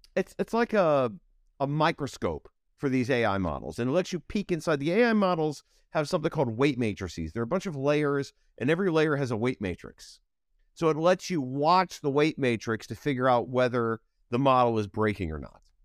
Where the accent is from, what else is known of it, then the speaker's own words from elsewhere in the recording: Ohio, United States; moved away as an adult; also born or lived in Chicago / San Francisco; I grew up in Ohio